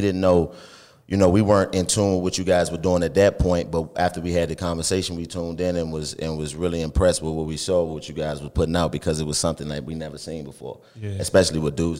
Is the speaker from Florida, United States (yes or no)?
no; Washington, District of Columbia, United States; I was born and raised in Washington, D.C., and my background was really different.